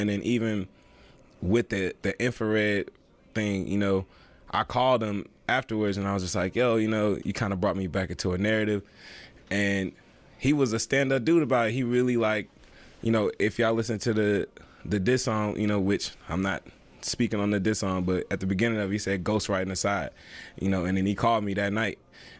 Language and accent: English; Atlanta, Georgia, United States; I'm from the north side. I'm from where … them from.